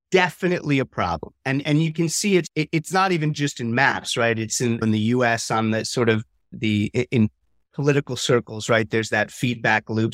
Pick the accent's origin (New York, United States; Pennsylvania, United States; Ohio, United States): New York, United States; moved away; also born or lived in Lille, France; I'm from New York originally